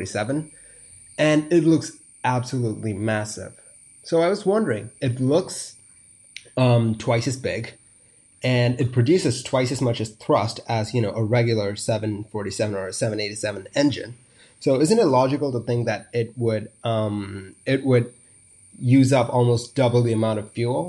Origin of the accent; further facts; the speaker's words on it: India; I'm from India